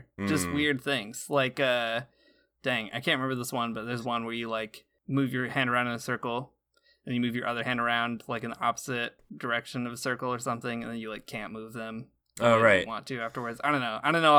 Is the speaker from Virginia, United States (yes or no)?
no; Michigan, United States; Saying y'all is so bad because I'm from Northern Michigan and I obviously am not. It's not a natural thing for me.